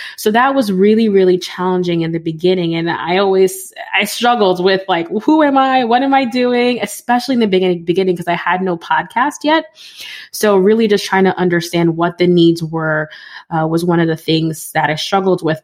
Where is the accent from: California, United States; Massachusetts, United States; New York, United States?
New York, United States; New York City; now in Connecticut, United States; I grew up in the Bronx.